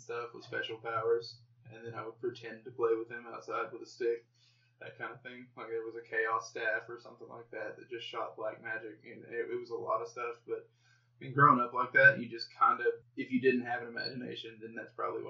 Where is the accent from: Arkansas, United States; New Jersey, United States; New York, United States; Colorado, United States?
Arkansas, United States; I grew up in the South, out in the woods.